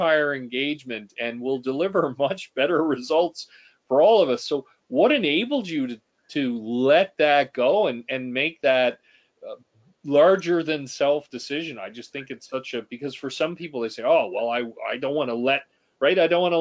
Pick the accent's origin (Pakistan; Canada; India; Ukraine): Canada; as a Canadian